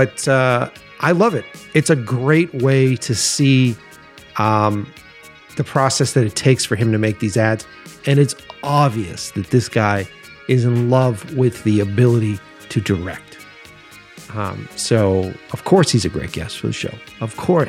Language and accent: English; Boston, Massachusetts, United States; moved away as an adult; now in Los Angeles, United States; I'm from Boston, so I moved out here to Los Angeles a few years ago